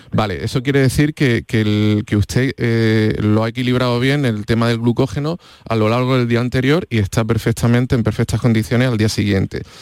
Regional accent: Andalusia, Spain; al final somos andaluces

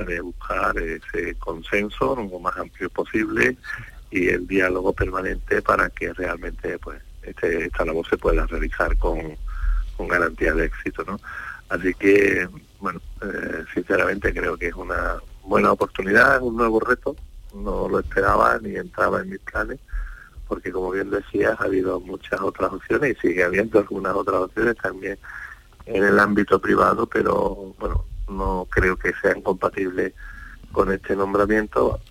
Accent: Andalusia, Spain; soy andaluz

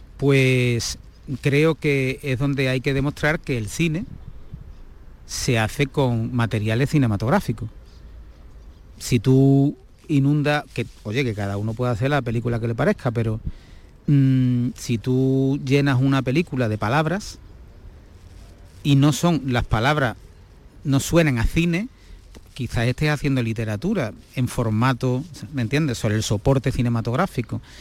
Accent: Gibraleón, Andalusia, Spain; yo, que soy de Gibraleón, de la provincia de Huelva

